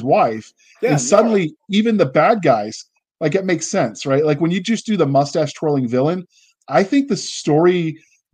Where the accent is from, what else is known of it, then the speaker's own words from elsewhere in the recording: United States; we as Americans